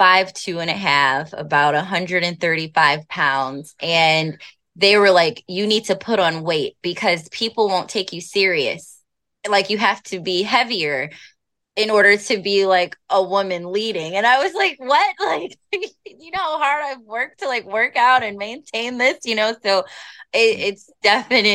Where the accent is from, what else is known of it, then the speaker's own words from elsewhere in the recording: United States; I'm African American